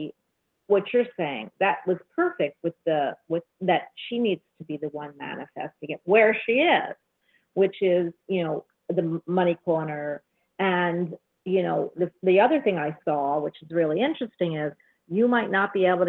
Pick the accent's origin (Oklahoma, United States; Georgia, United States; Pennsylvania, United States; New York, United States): Pennsylvania, United States; Havertown; I'm from Havertown and around the area